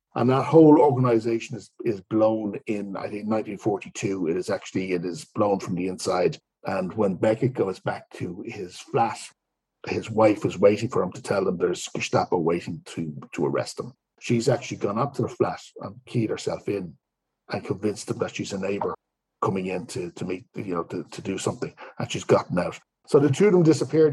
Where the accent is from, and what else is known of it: Ireland